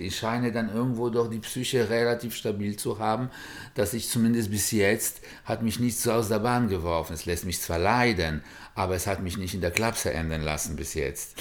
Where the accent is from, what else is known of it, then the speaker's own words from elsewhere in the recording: Warsaw, Masovian Voivodeship, Poland; moved away; In Warschau, wo ich geboren bin